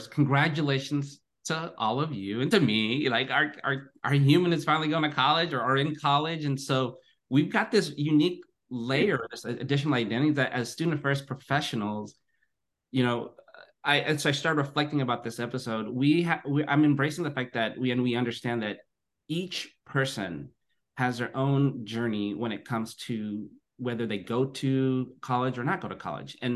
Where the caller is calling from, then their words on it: Livermore, California, United States; I'm zooming in from Livermore, California, which is the ancestral home of the unceded territory of the Ohlone Muwekma, the Chochenyo speaking people.